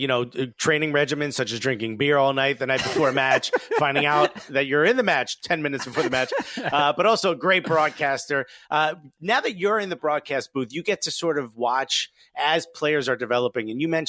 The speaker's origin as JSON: {"language": "English", "town": "Newark", "region": "New Jersey", "country": "United States", "said": "Look, I'm from Newark."}